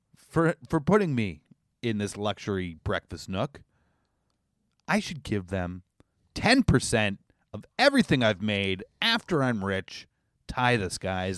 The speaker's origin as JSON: {"language": "English", "country": "Canada", "said": "I'm Canadian"}